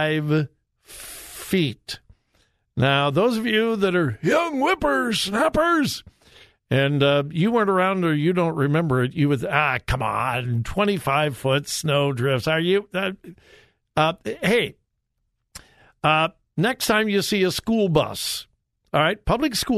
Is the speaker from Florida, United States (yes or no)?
no; California, United States; moved away as an adult; now in Ohio, United States; I'm a California kid. Joy and I moved here in March of 76. So, had not been here long in Ohio